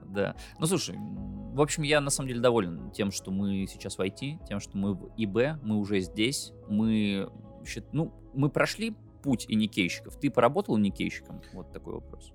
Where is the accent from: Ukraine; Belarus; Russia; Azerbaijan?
Belarus; я из Беларуси, мы живем в Беларуси